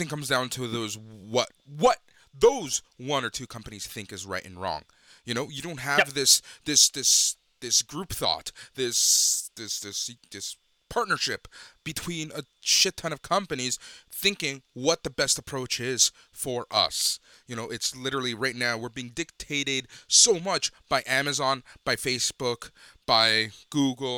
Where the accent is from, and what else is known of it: Canada